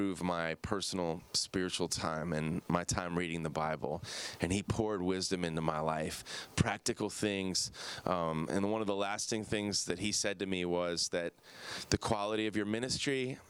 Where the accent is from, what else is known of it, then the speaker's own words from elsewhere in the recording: Downers Grove, Illinois, United States; the home I grew up in Downers Grove, Illinois